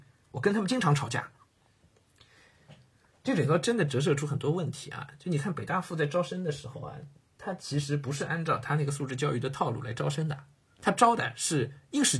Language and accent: Chinese; Hengshui, Hebei, China; 我是在河北衡水长大的，小学、初中都在衡水读。